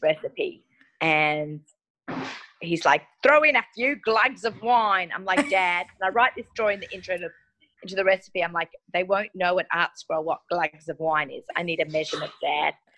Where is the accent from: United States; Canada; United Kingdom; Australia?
Australia; moved away; I grew up in Australia